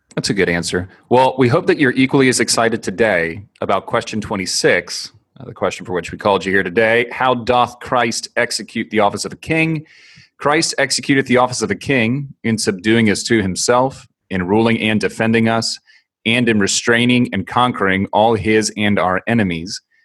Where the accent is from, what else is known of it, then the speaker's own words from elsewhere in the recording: Maryland, United States; born and raised in Marylander